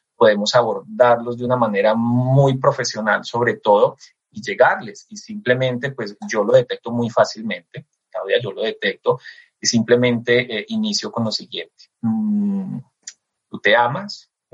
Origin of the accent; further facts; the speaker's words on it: Eje Cafetero, Colombia; realmente mi tierra es el eje cafetero